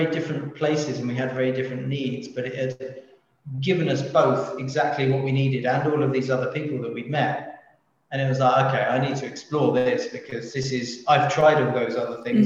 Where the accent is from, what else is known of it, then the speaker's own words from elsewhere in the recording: London, United Kingdom; I'm a Londoner